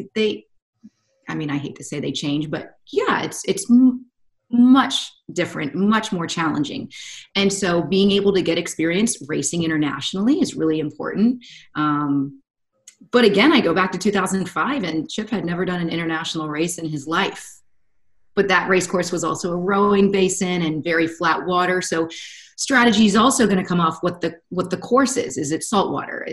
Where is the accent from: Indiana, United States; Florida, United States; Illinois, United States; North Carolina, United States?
North Carolina, United States; moved away as an adult; also born or lived in Southern California; I've been born and raised in North Carolina.